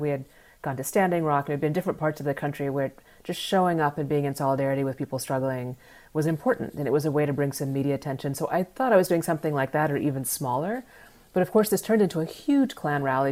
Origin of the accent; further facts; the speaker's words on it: United States; the privilege of being an American